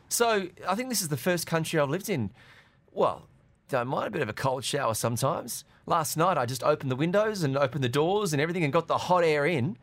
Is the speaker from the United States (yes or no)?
no; Australia; now in Dubai, United Arab Emirates; growing up in Australia